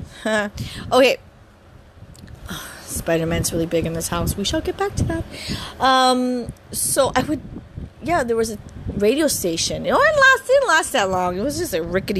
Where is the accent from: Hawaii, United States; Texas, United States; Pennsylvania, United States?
Hawaii, United States; Oahu; growing up here in the beautiful island of Oahu, I'm born and raised here